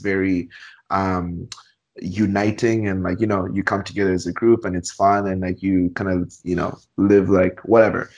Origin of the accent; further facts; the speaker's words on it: Zambia; now in Canada; growing up in Zambia